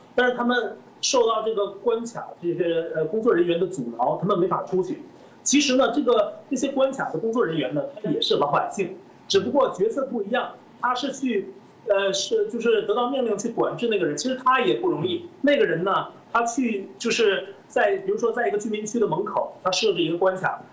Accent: China; 我们中国人

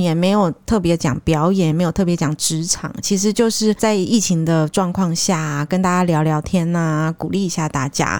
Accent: Taiwan; 其实以前在台湾，从台湾去日本旅游，我们在那边的沟通其实还好

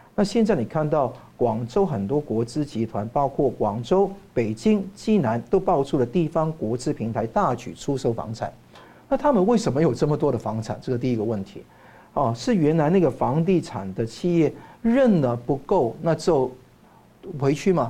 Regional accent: Hong Kong; now in Taiwan; 包括我在内，从香港来的人

